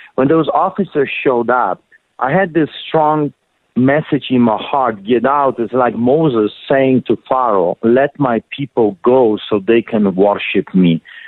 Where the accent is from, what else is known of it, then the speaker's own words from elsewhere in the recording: Poland; now in Calgary, Canada; in 1981, growing up in Poland, I witnessed the solidarity movement